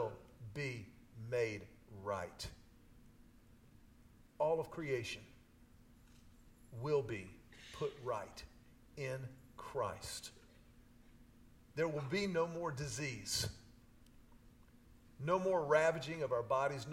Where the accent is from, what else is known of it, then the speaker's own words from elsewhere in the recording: Houston, Texas, United States; I grew up in Houston. I was a city kid my whole life